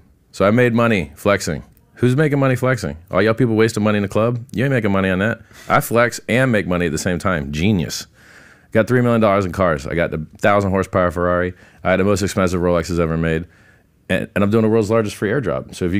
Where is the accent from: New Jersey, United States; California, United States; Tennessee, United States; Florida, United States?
Florida, United States; Fort Lauderdale; I grew up around Fort Lauderdale.